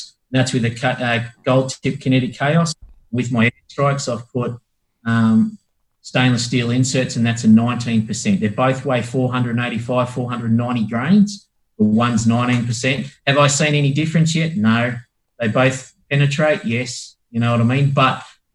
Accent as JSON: {"language": "English", "country": "Australia", "said": "being Australian"}